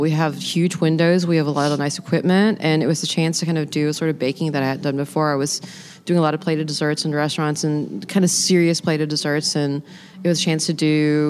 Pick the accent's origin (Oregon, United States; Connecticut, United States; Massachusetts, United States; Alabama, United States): Alabama, United States; Mobile; now in Charleston, United States; So I was born here, and I eloped here. And so I guess there's some kind of weird cosmic pull, and so I finally live here now. But I kind of grew up in Mobile, Alabama, which is the of the South.